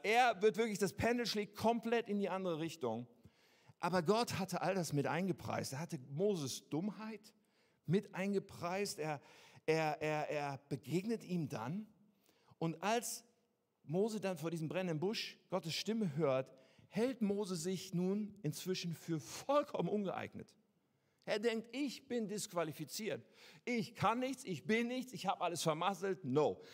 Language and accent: German; Germany; wir sind doch Deutsche